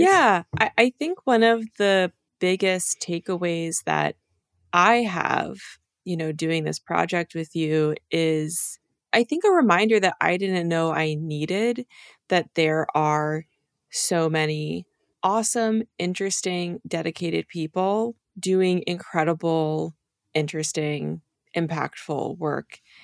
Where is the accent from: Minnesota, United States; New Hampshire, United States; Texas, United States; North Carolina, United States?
New Hampshire, United States; also born or lived in Dover, New Hampshire; I grew up in New Hampshire